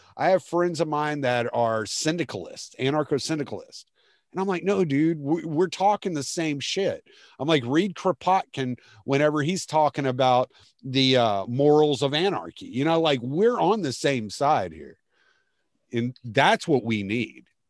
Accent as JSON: {"language": "English", "town": "Lake Charles", "region": "Louisiana", "country": "United States", "also_born_or_lived": "Houston, Texas", "moved": "yes", "lives_now": "Beaumont area, United States", "said": "I'm from Lake Charles okay. originally, so yeah, but I spent most of my time in Houston."}